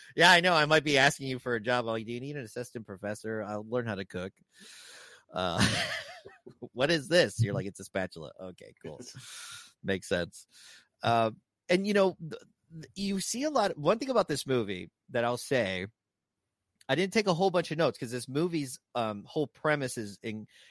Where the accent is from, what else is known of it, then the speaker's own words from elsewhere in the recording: South Texas, United States; I'm from South Texas